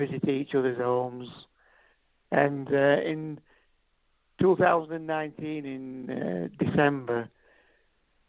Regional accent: Yorkshire and the Humber, United Kingdom; I grew up between Sheffield and Doncaster in Yorkshire

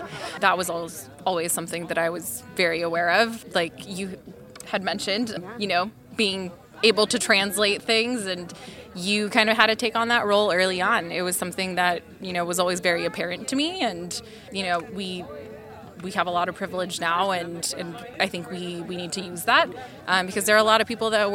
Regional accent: Concord, California, United States; I'm originally from the East Bay in Concord

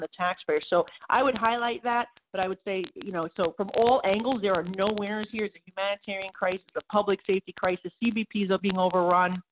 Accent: New York, United States; I'm from New York

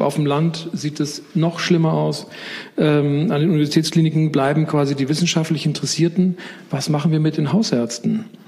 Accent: Spain; also born or lived in Bavaria; now in Germany; Ich bin in Spanien groß geworden

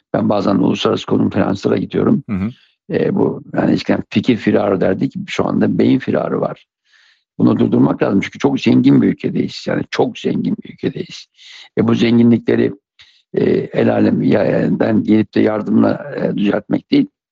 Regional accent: Siirt Province, Turkey; Siirt'te doğmuşum.

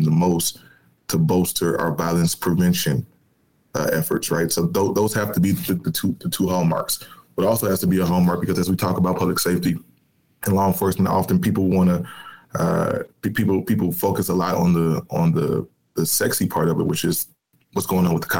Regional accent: Chicago, Illinois, United States; I'm a kid from Chicago, born and raised in the city, public school kid

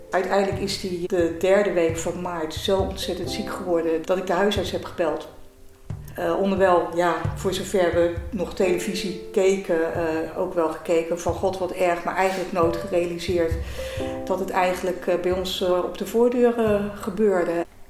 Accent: Delft, South Holland, Netherlands; ik ben 59 jaar, geboren en getogen in Delft.

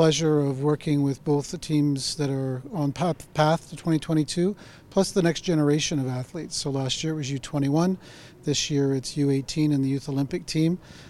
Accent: Canada; now in China; I am from Canada

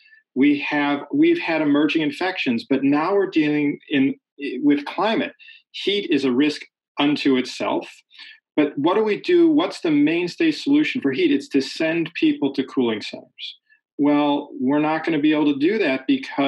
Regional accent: Chicago, Illinois, United States; Chicago's my hometown

